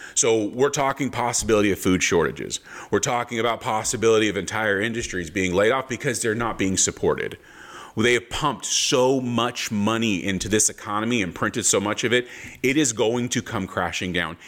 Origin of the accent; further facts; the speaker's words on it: Palm Springs, California, United States; growing up in Southern California, Palm Springs, Palm Springs, California was wind before wind was cool